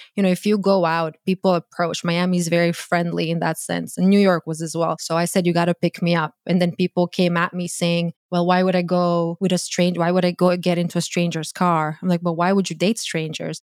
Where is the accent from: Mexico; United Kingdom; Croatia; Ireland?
Croatia; English is a second language; moved away as an adult; now in United States; born and raised in Croatia. I moved to the U S when I was twenty-two.